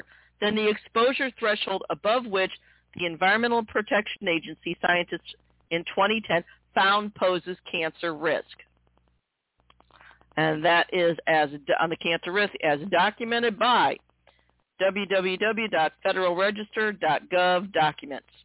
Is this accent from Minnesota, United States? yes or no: no; Missouri, United States; Here in my home state of Missouri